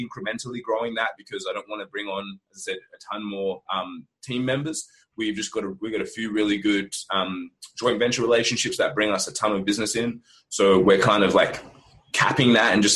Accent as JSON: {"language": "English", "country": "Australia", "said": "we're Australian"}